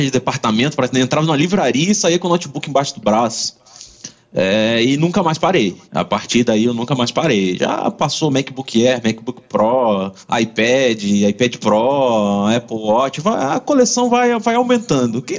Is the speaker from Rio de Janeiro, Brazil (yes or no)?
yes; Rio de Janeiro, Brazil; now in Vila Velha, Brazil; Eu sou carioca, mudei pra cá há 20 anos, então já sou capixaba.